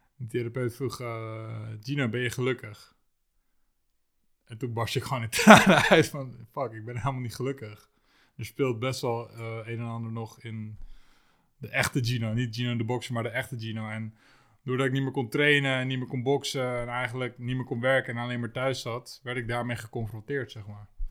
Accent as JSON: {"language": "Dutch", "town": "Lisse", "region": "South Holland", "country": "Netherlands", "tie": "born or raised there", "said": "ik woonde toen, toen destijds in Lisse"}